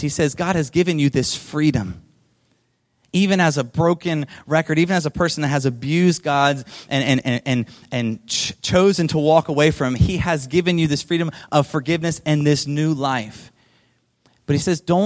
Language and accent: English; Delaware, United States; I grew up in Delaware on the East Coast.